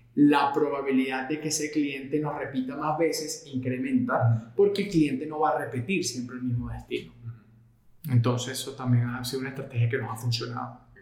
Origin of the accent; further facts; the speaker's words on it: Venezuela; moved away as an adult; also born or lived in Portugal / Madrid, Spain; now in Colombia; nací en Portugal, pero me crié en Venezuela